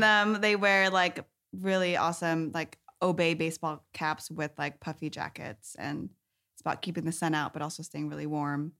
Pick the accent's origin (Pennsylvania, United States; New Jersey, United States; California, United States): California, United States; Sunnyvale; I grew up in Sunnyvale, uh, in the South Bay